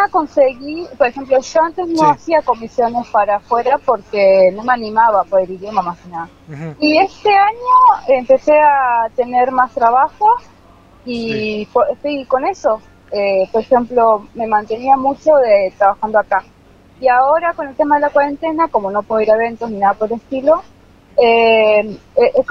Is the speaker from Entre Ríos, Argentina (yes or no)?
no; Florencio Varela, Buenos Aires Province, Argentina; De Ingeniero de la Carolina, de muy, muy, muy lejano.